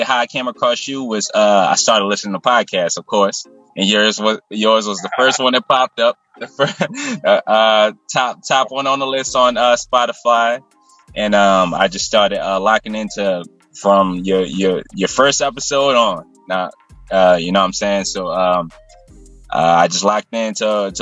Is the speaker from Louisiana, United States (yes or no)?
yes; New Orleans, Louisiana, United States; I'm from the West Bank of New Orleans, Louisiana